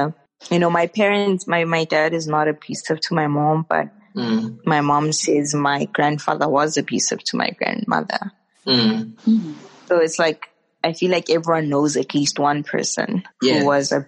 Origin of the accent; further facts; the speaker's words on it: South Africa; moved away as an adult; now in South Korea; I am a South African woman.